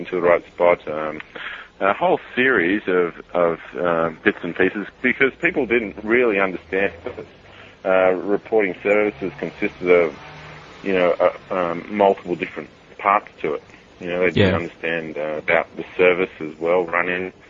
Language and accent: English; Sydney, New South Wales, Australia; I'm actually obviously from Sydney